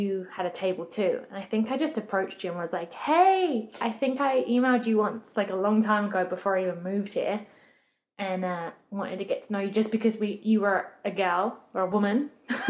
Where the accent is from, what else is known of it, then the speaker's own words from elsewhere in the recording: England, United Kingdom; moved away as an adult; now in Newfoundland, Canada; I'm from England